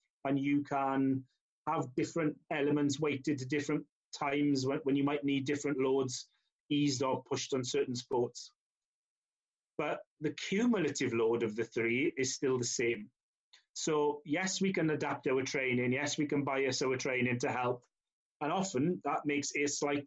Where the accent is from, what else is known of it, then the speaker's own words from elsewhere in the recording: Llanelli, Wales, United Kingdom; I'm born and bred in Llanelli